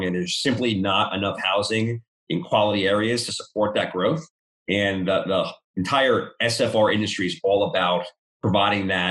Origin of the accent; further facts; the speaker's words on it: New York, United States; moved away as an adult; now in Charlotte, United States; I'm from New York.